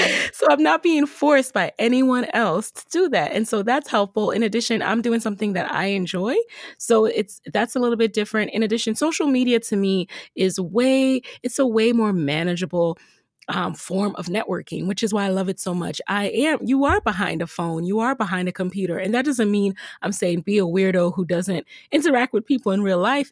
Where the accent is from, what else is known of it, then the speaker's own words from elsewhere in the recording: Jamaica; I'm from Jamaica